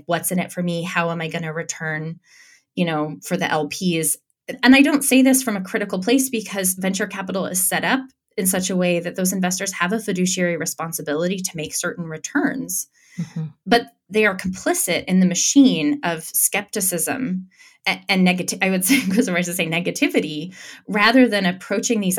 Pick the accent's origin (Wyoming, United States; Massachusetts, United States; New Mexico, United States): New Mexico, United States; Santa Fe; I was raised in Santa Fe, New Mexico, which is an artist colony.